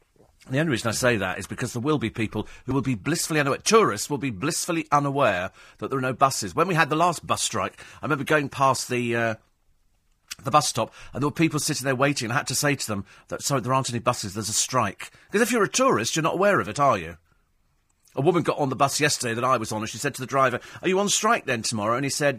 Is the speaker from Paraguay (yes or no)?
no; United Kingdom; we all managed to get through because we're British. We work in London.